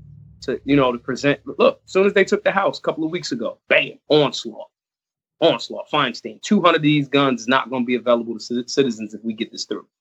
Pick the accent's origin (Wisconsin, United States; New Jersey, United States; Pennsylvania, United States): Pennsylvania, United States; Philadelphia; I was born in America, born in Philly, the birthplace of America